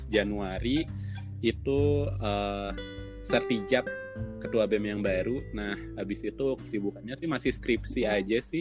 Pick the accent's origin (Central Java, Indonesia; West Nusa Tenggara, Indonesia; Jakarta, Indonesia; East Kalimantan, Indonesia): East Kalimantan, Indonesia; Balikpapan; Iya, aku asli Balikpapan, lahir besar di Balikpapan juga